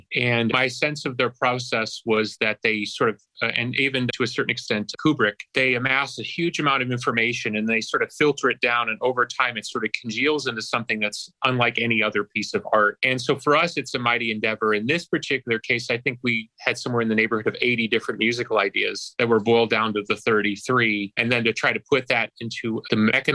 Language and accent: English; Chicago, Illinois, United States; growing up in Chicago